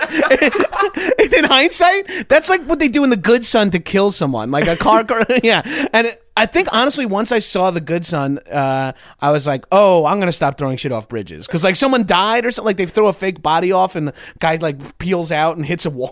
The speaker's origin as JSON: {"language": "English", "area": "Long Island", "region": "New York", "country": "United States", "tie": "born or raised there", "moved": "as an adult", "lives_now": "Los Angeles, United States", "said": "I grew up on Long Island"}